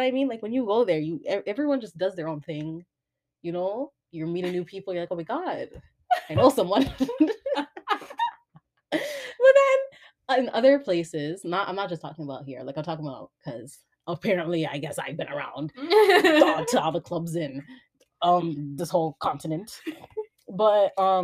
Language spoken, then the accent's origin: English; Toronto, Ontario, Canada; I'm from Toronto